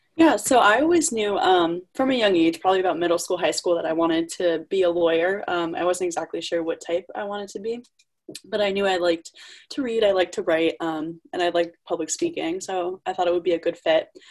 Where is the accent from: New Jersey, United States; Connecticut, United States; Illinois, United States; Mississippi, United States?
Connecticut, United States; I'm from Connecticut